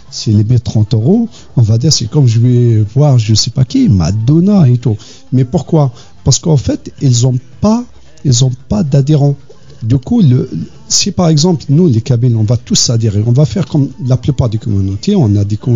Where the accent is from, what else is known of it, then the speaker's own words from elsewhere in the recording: Kabylie, Algeria; on est kabyle, on est bien, on est content, on aime bien danser, on a bien soi-disant inculquer cette culture à nos enfants